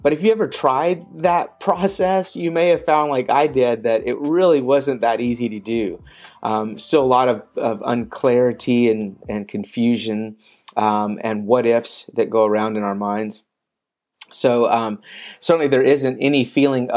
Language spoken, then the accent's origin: English; Memphis, Tennessee, United States; moved away as an adult; also born or lived in China; now in Thailand; I'm originally from Memphis, Tennessee